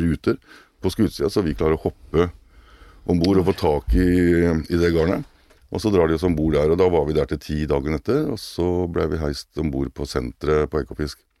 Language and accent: Norwegian; Kragerø, Telemark, Norway; moved away as an adult; also born or lived in Oslo; jeg er jo opprinnelig fra Kragerø, selv om jeg bodde i Oslo mange år